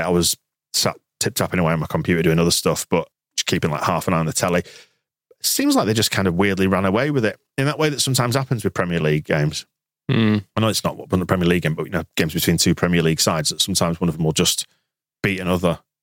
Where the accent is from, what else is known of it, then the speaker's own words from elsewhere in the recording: England, United Kingdom; I'm from England